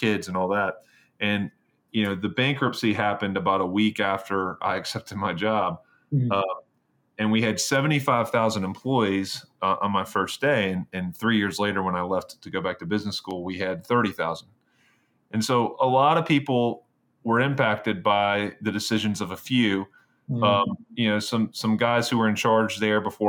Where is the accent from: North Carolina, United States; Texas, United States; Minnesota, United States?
North Carolina, United States; Greensboro; born or raised there; moved away as an adult; also born or lived in Virginia / New York